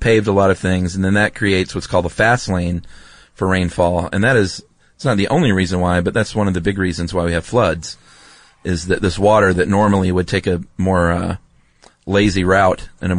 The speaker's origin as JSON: {"language": "English", "region": "Southeast", "country": "United States", "tie": "born or raised there", "moved": "yes", "said": "growing up in the Southeast."}